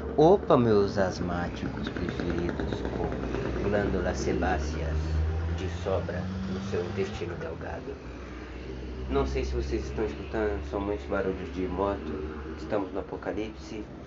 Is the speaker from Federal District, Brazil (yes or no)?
no; Osasco, São Paulo, Brazil; Sou de Osasco